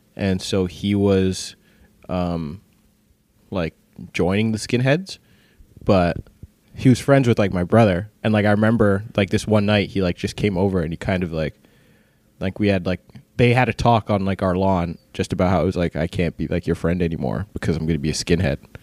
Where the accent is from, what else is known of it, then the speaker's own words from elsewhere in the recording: Brampton, Ontario, Canada; I grew up in Brampton